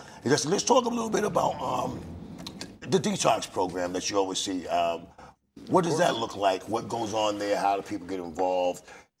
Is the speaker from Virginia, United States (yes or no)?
no; Lowell, Massachusetts, United States; I'm from Lowell